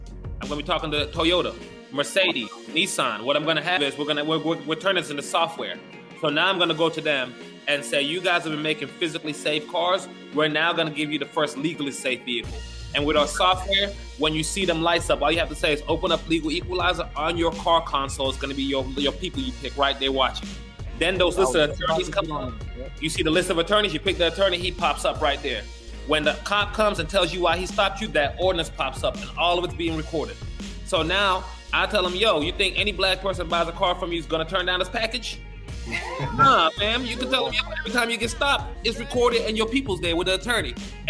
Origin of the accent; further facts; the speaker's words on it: Gambia; born there; also born or lived in Rio de Janeiro; You know, I was born in Gambia, West Africa. I lived in Rio de Janeiro for a year.